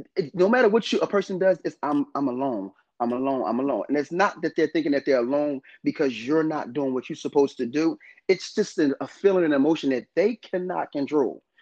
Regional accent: North New Jersey, United States; I was actually born in North New Jersey. I'm not from Philadelphia

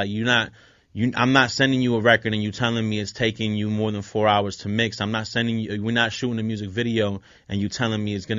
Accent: Philadelphia, Pennsylvania, United States; also born or lived in Puerto Rico; I was born in North Philly, yep.

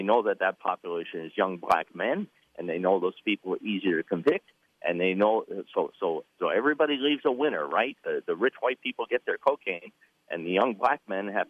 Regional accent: Vermont, United States; So I was raised in the whitest state in the country. I grew up in Vermont.

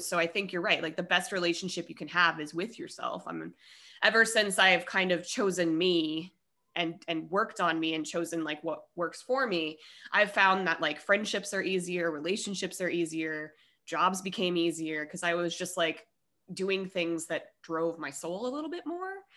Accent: Colorado, United States; moved away as an adult; also born or lived in Denver; I'm from Colorado.

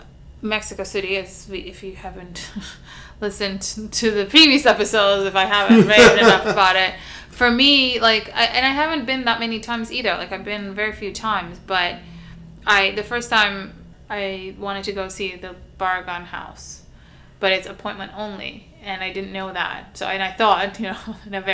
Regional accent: Istanbul, Turkey; moved away; I also grew up very, very unusual for growing up in Istanbul in a house with a backyard.

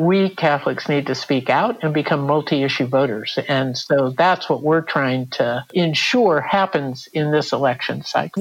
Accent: Southern California, United States; I grew up in Southern California

